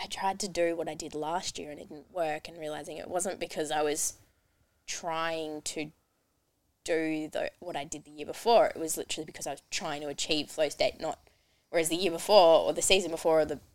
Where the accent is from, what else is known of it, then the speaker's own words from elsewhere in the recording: Falls Creek, Victoria, Australia; I grew up in Falls Creek, Victoria